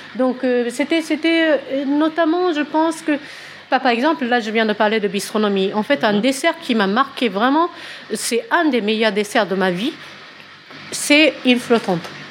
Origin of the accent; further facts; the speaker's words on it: Tokyo, Japan; French is a second language; moved away as an adult; also born or lived in Switzerland; now in France; je suis japonaise de Tokyo, euh, voilà, pour commencer. Et euh, j'ai grandi à Tokyo